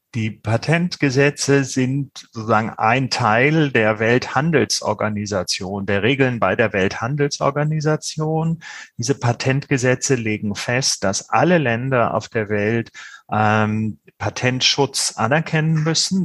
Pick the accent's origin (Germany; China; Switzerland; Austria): Germany; bei uns in Deutschland